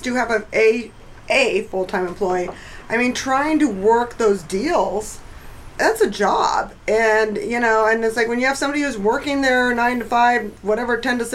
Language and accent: English; Las Cruces, New Mexico, United States; moved away; We grew up together in Las Cruces, New Mexico